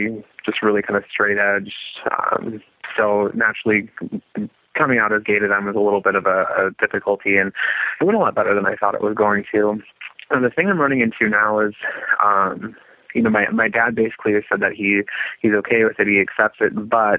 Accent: South Dakota, United States; moved away; I'm originally from South Dakota

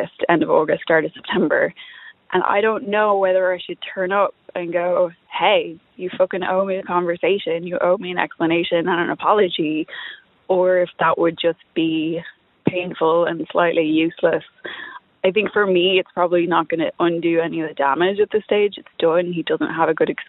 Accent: Dublin, Leinster, Ireland; also born or lived in East Coast, United States; I'm from Dublin, but was living on the East Coast

